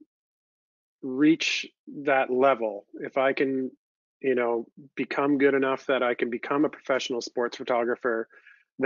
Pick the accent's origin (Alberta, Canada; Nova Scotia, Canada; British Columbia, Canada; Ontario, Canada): Ontario, Canada; London; I grew up in London, Ontario, Canada, which is still where I call home today